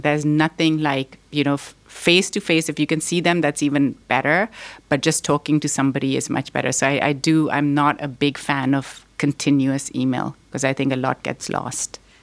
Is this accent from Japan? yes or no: no; Pakistan; also born or lived in Boston, United States; now in United States; I was born here in Boston, but I grew up in Pakistan.